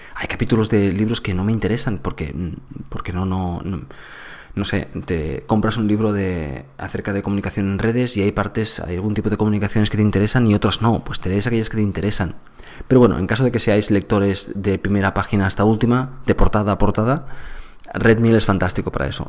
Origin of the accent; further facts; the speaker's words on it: Andalusia, Spain; yo soy andaluz